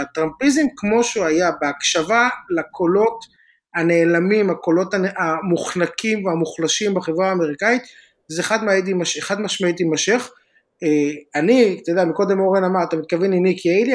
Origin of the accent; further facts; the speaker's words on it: Israel; moved away as an adult; now in California, United States; אנחנו בארץ גדלים כישראלים